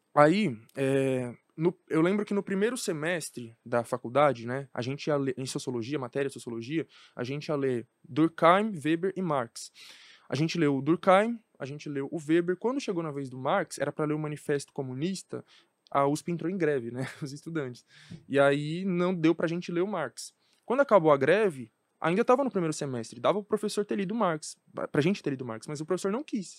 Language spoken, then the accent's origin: Portuguese; São Paulo, Brazil; Cresci na Brasilândia, onde eu morava, não se falava sobre política